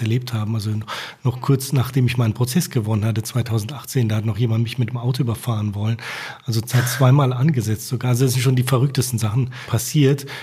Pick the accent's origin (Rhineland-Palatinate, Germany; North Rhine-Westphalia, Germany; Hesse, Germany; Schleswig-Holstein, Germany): Rhineland-Palatinate, Germany; moved away as an adult; also born or lived in Turkey; wir sind dann halt dahin gezogen, wo ich aufgewachsen bin, also mit der Hilfe meiner Eltern. Und deswegen bin ich auch jetzt wieder in der Pfalz.